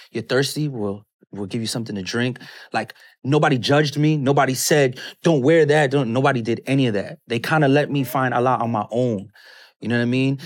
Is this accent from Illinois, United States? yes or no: no; New York City, New York, United States; moved away; also born or lived in Atlanta; Brooklyn. I grew up in Brooklyn, New York